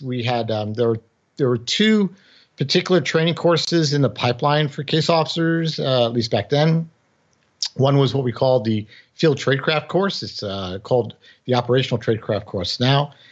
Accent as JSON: {"language": "English", "town": "New York City", "region": "New York", "country": "United States", "tie": "born or raised there", "first_language": "English", "moved": "as an adult"}